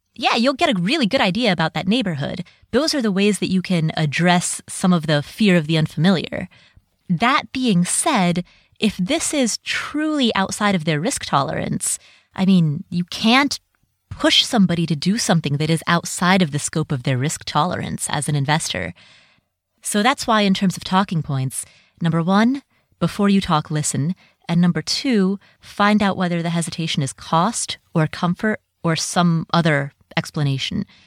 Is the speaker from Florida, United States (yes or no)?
no; Cincinnati, Ohio, United States; moved away; I grew up in Cincinnati, Ohio